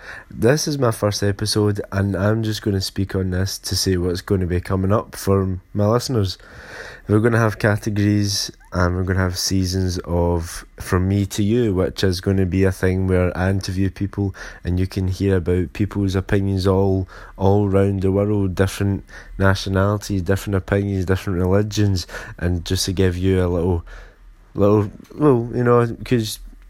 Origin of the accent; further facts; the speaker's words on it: Glasgow, Scotland, United Kingdom; I'm from Glasgow, Scotland